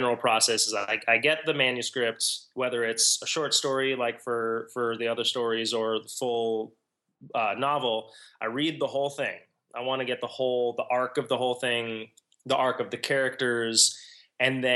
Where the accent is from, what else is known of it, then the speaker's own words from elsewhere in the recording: Washington, District of Columbia, United States; moved away; I was born in Washington, D.C., and I have returned there in adulthood.